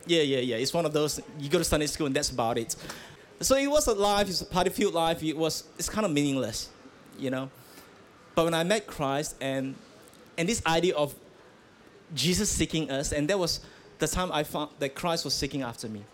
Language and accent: English; Malaysia; I grew up in Malaysia